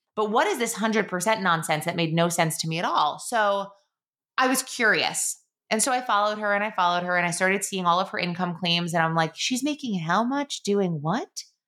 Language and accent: English; Long Island, New York, United States; also born or lived in Queens, New York / Syracuse, New York; I am a born and raised New Yorker. I was born in Queens, uh, lived there for a few years, then moved out to Long Island, was raised in middle school and in high school in Long Island.